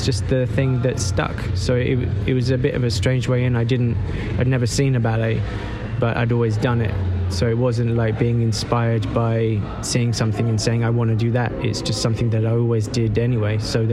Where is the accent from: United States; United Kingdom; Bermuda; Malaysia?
United Kingdom; Dartford, South East England; also born or lived in Bromley; I was born in Bromley and then I was brought up in Kent near Dartford